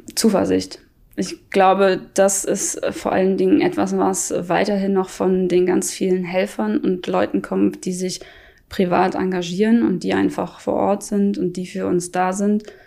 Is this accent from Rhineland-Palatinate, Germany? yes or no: yes; Kreuzberg, Rhineland-Palatinate, Germany; moved away as an adult; now in Fritzdorf, Germany; Ja, Kreuzberg ist auf jeden Fall meine Heimat, das ist mein Zuhause. Ich komme daher